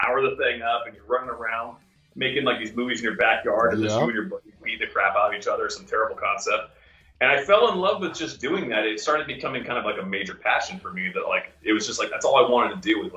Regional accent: Florida, United States; moved away as an adult; also born or lived in Los Angeles; I grew up in Florida.

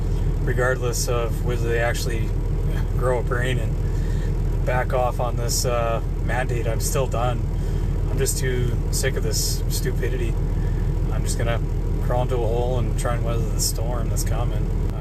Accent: Canada; I'm a Canadian trucker as well, and I usually haul between Alberta and Texas.

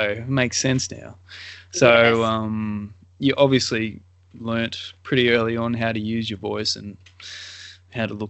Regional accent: Melbourne, Victoria, Australia; I'm from Melbourne

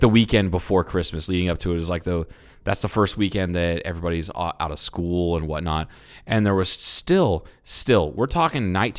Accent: Troy, Ohio, United States; moved away as an adult; I grew up in Troy, Ohio

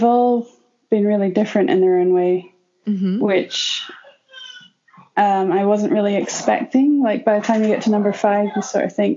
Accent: United Kingdom; moved away as an adult; now in United States; I'm not from America. I'm British.

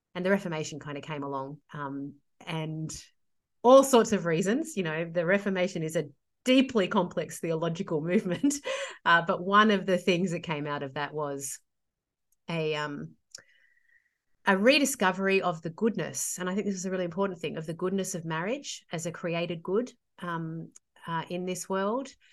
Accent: Sydney, New South Wales, Australia; I'm a Sydney girl, born and bred.

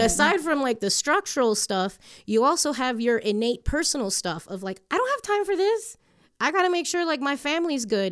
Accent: Hialeah, Florida, United States; first language English; moved away as an adult; also born or lived in Chicago; now in Colorado, United States; we got super spoiled growing up in Miami, in Hialeah particularly

